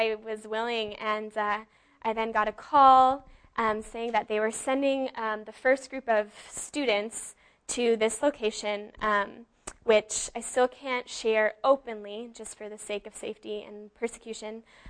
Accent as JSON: {"language": "English", "area": "the Bay Area", "region": "California", "country": "United States", "moved": "as an adult", "lives_now": "Humboldt County, United States", "said": "like Levi said, and I'm actually from the Bay Area and a junior at Humboldt State."}